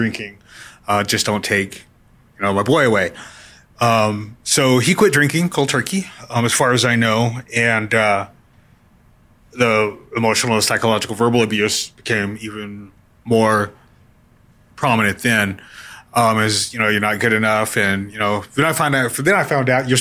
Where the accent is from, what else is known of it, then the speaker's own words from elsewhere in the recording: New Mexico, United States; I growing up in New Mexico